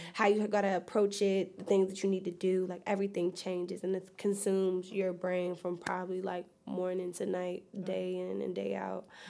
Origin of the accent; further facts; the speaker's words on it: New York, United States; now in Bowie, United States; I'm originally from New York.